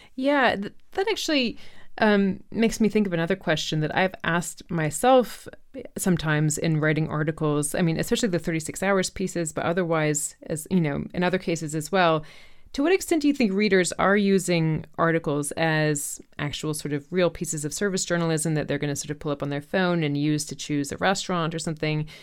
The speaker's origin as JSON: {"language": "English", "town": "Chapel Hill", "region": "North Carolina", "country": "United States", "tie": "born or raised there", "moved": "yes", "said": "my hometown where I lived from age zero to eighteen, which is Chapel Hill, North Carolina"}